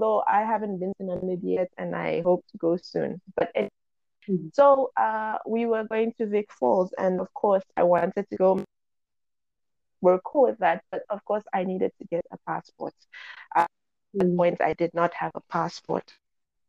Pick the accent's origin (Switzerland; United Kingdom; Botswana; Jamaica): Botswana; Gaborone; also born or lived in Mochudi, Botswana; I was born in Botswana. I was born in Mutshudi, but for all intents and purposes, I grew up in Gaborone, the capital city.